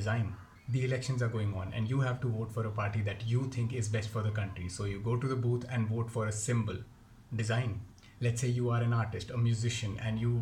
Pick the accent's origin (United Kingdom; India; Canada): India; Jammu, Jammu and Kashmir; I come from Jammu